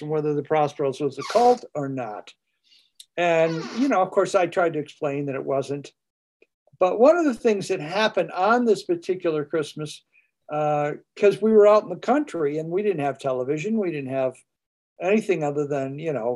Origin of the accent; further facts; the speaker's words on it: Adirondacks, New York, United States; moved away; I come from the Adirondacks